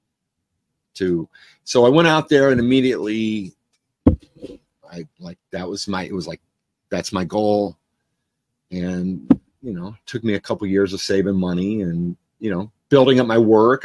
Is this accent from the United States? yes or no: yes; Cleveland, Ohio, United States; moved away as an adult; now in Los Angeles, United States; I was from Cleveland, you know, inner city kid, you know, I was proud